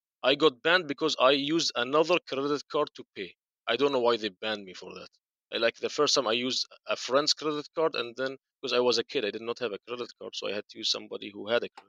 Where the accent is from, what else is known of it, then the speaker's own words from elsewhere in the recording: Bahrain; I told them Bahrain.